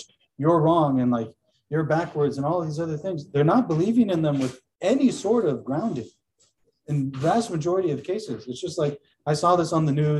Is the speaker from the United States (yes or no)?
yes; United States; I have no doubt that I'm an American. I have no doubt. Like, and most of us who are born and raised here